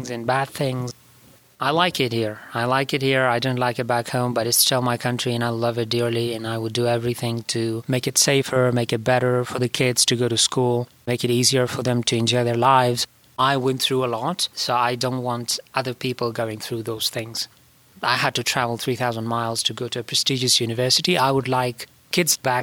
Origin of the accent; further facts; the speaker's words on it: Herat, Afghanistan; moved away as an adult; now in Pittsburgh, United States; I was born in Herat, Afghanistan.